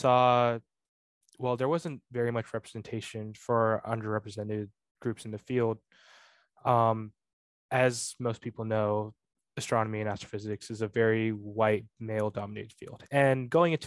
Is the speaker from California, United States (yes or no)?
yes; Bay Area, California, United States; I was born in the Bay Area